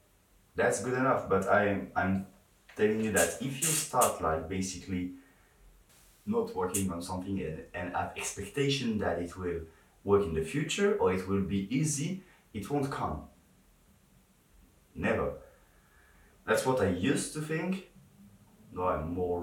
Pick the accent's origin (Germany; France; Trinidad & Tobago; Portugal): France; English is a second language; I'm not English. I'm French, and sometimes I struggle a bit to talk in English